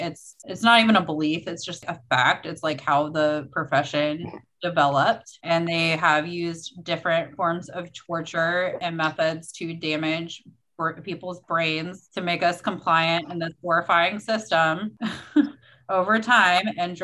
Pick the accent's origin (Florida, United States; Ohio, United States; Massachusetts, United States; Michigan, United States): Ohio, United States; Cincinnati; also born or lived in Kentucky; I'm originally from Cincinnati, but then I lived in Kentucky for